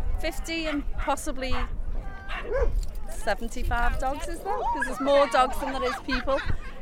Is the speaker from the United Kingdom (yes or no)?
yes; Kirkby, North West England, United Kingdom; I come from Kirby and there isn't nothing really where I live